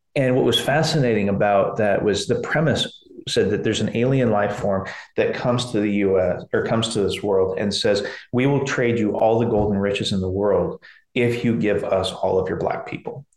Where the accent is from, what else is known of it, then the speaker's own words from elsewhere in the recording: McMinnville, Oregon, United States; I'm from McMinnville, Oregon. This is not your Portland, Oregon.